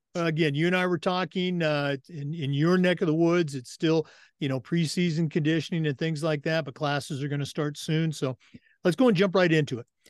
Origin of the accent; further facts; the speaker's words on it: West Coast, United States; moved away as an adult; now in Florida, United States; born and raised on the West Coast and has lived in Florida now for twenty years